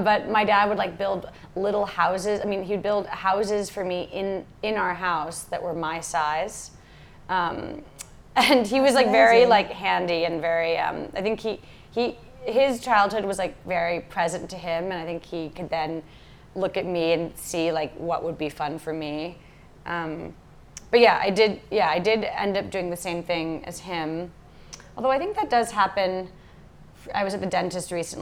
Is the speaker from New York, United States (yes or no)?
yes; New York City, New York, United States; moved away as an adult; also born or lived in Lisbon; now in Los Angeles, United States; I grew up in a fish market in Lower Manhattan on the East River under the Brooklyn Bridge.